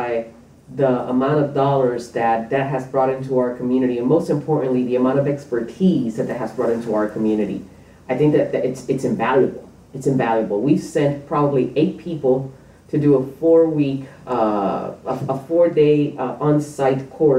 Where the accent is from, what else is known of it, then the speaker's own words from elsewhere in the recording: Puerto Rico; moved away as an adult; also born or lived in New York; now in Topeka, United States; I was born in New York, raised in Puerto Rico, and I've been in Kansas for almost half of my life now